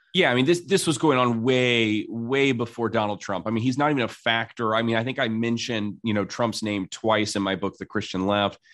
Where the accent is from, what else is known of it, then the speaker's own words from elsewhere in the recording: South Bend, Indiana, United States; I'm from South Bend, Indiana